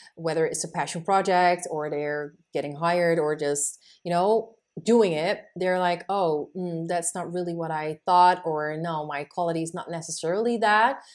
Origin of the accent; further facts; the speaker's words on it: Netherlands; I have Moroccan roots, but I am born and raised in the Netherlands